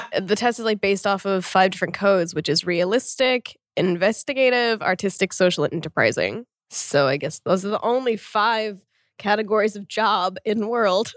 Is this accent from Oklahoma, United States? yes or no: yes; Oklahoma, United States; I'm from Oklahoma in the US actually